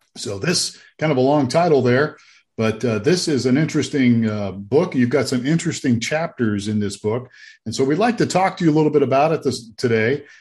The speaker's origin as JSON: {"language": "English", "town": "Youngstown", "region": "Ohio", "country": "United States", "said": "which is where I'm from. I'm from Youngstown"}